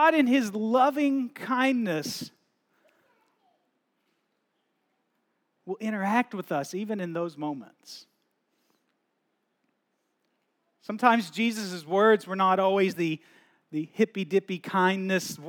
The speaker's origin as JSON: {"language": "English", "country": "United States", "tie": "born or raised there", "moved": "as an adult", "said": "growing up in the States"}